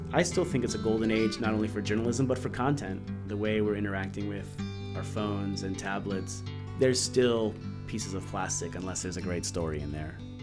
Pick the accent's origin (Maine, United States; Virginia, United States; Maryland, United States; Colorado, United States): Maryland, United States; also born or lived in Washington, D.C.; I grew up in Maryland.